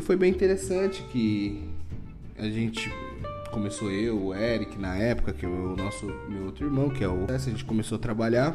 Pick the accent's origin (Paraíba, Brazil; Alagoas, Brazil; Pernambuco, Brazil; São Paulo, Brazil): São Paulo, Brazil; Guarulhos; sou nascido em Guarulhos mesmo, sou natural de Guarulhos sou guarulhense nato